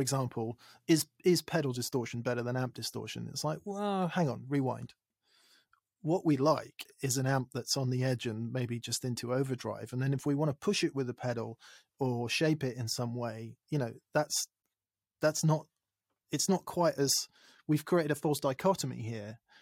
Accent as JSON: {"language": "English", "region": "England", "country": "United Kingdom", "said": "I'm English"}